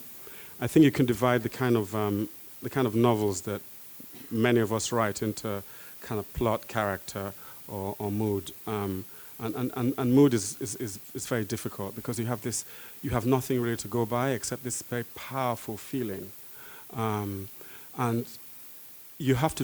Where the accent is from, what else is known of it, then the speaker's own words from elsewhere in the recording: London, United Kingdom; I'm a Londoner.